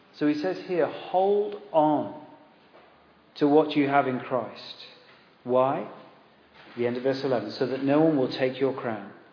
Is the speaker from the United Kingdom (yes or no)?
yes; Exeter, South West England, United Kingdom; we grew up in Devon in Exeter